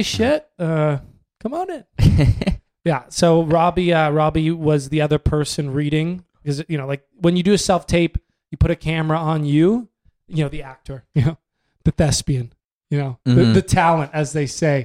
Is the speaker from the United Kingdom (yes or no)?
no; Canada; We're white. We're from Canada.